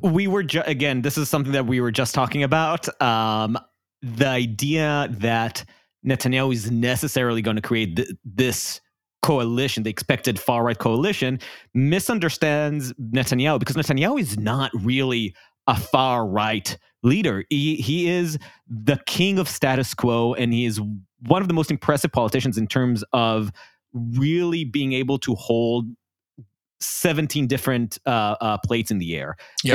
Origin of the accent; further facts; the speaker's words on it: Jerusalem, Jerusalem District, Israel; accent: Israeli; moved away; I grew up in Jerusalem during the Second Intifada.